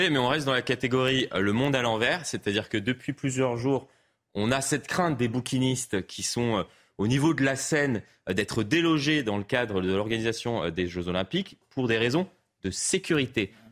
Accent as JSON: {"language": "French", "town": "Paris", "region": "Île-de-France", "country": "France", "tie": "born or raised there", "said": "j'ai pris l'habitude, de, même en grandissant à Paris, à regarder derrière moi."}